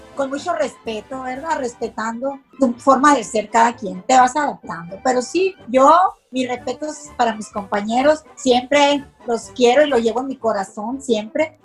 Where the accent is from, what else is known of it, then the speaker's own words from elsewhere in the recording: Hermosillo, Sonora, Mexico; soy originaria de Hermosillo